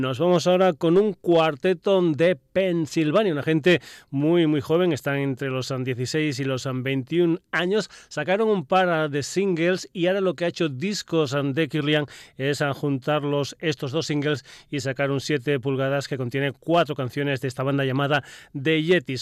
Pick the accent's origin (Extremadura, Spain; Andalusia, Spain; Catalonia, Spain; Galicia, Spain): Extremadura, Spain; Badajoz; mi tierra, en Badajoz